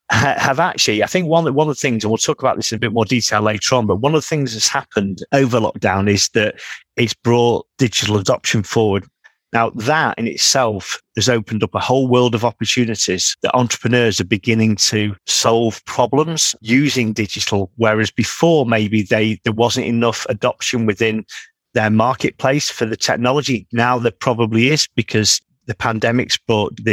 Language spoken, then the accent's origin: English; Manchester, North West England, United Kingdom; being a Mancunian